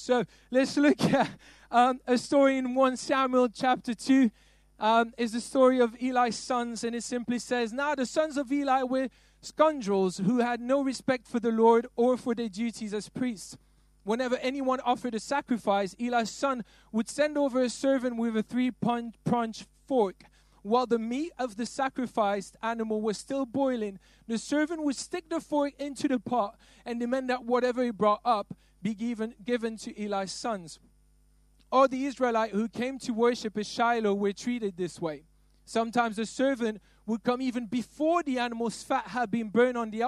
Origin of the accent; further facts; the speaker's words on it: Belgium; I'm not from London. I'm from Belgium.